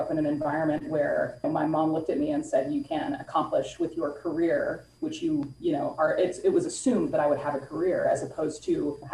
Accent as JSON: {"language": "English", "area": "Bay Area", "region": "California", "country": "United States", "tie": "born or raised there", "said": "born and raised in the Bay Area"}